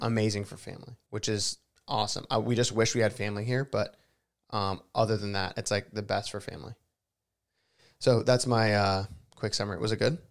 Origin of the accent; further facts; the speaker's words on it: South Florida, United States; also born or lived in Los Angeles; now in Nashville, United States; Me growing up in Florida